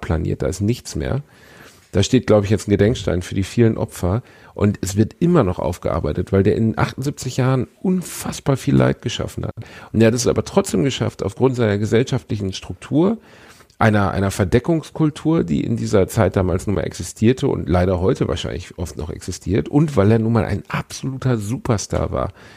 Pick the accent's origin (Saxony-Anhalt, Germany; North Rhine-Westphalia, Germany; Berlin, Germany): North Rhine-Westphalia, Germany; Gelsenkirchen; moved away; meiner Heimatstadt Gelsenkirchen